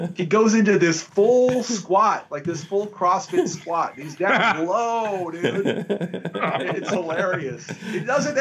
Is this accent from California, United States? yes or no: no; North Shore, Hawaii, United States; moved away; I grew up in Hawaii. So I was on the North Shore in Hawaii, and that's where I grew up.